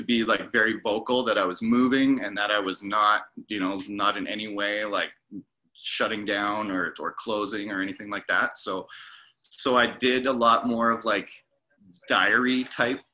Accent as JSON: {"language": "English", "region": "Yukon", "country": "Canada", "tie": "born or raised there", "also_born_or_lived": "Vancouver", "moved": "as an adult", "said": "my hometown in the Yukon"}